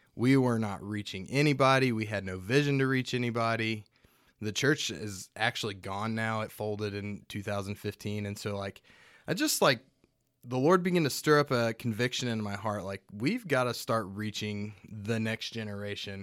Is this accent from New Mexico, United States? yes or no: yes; Hobbs, New Mexico, United States; the only Republican voting part of New Mexico is where I'm from. Uh, Hobbs, New